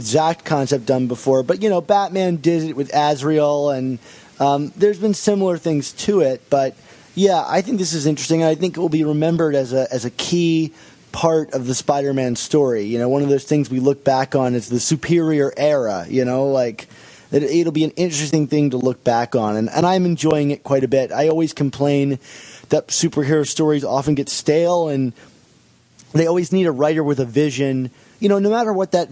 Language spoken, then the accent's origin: English; Baltimore, Maryland, United States; I'm actually from the Baltimore area